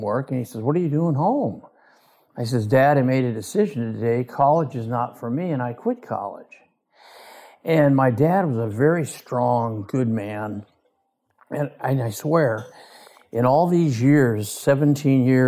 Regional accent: Southern California, United States; I was born in California, Southern California, raised there

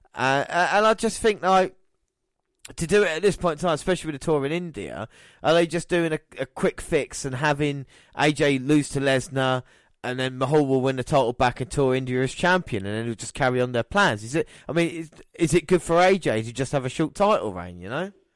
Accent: England, United Kingdom; as an Englishman

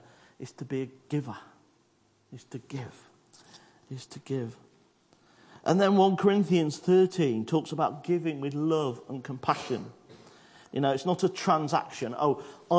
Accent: United Kingdom; I'm British

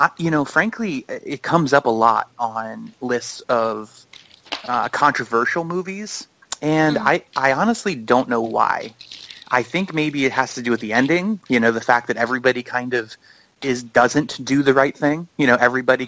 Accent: Northeast United States, United States; I'm from the Northeast in the United States

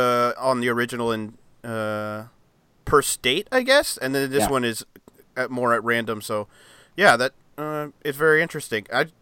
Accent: United States; as an American

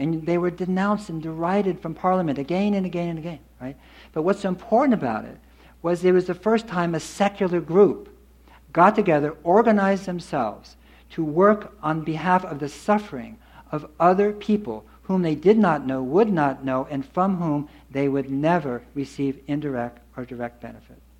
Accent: Berkeley, California, United States; I grew up in Berkeley

